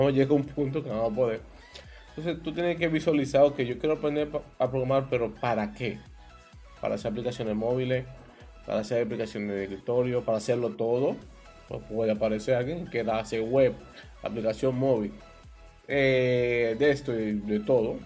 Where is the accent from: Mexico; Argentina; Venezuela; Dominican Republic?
Dominican Republic; como diríamos aquí en mi país, una balsa, es un término dominicano